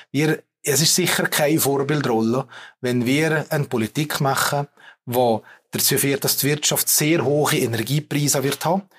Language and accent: German; Valais, Switzerland; als Walliser